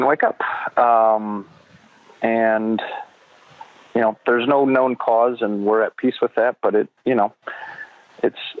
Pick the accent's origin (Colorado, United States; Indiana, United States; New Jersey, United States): Indiana, United States; South Bend; moved away as an adult; also born or lived in Chicago western suburbs, Illinois; now in Chicago suburbs, United States; I'm born and raised in South Bend, Indiana. And now I live west suburbs of Chicago.